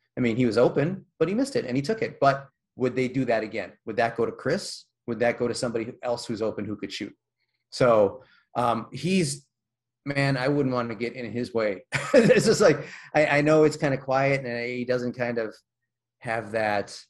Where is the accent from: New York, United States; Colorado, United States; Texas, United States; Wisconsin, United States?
Wisconsin, United States; Milwaukee; I grew up in Milwaukee